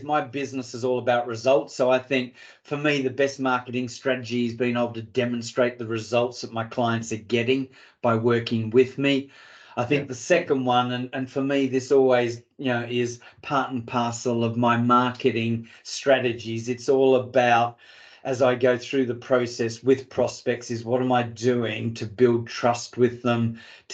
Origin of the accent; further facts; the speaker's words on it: Australia; also born or lived in Africa; now in United Kingdom; Being an Aussie